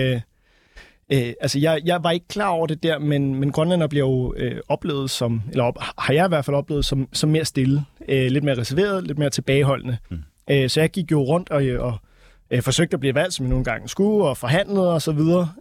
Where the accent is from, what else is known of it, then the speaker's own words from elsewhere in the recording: Denmark; vi som danskere